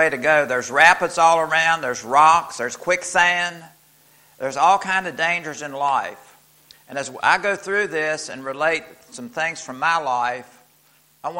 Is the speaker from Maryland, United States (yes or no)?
no; Fishersville, Virginia, United States; Iris and I both were from, we grew up in Fishersville, Virginia as a child.